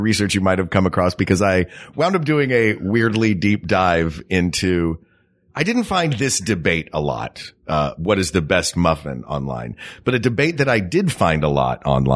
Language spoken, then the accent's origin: English; Knoxville, Tennessee, United States; I grew up in Tennessee